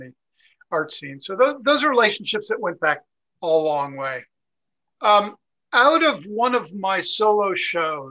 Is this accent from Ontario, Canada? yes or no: no; Montreal, Quebec, Canada; moved away; also born or lived in Toronto / United States; I was born in Montreal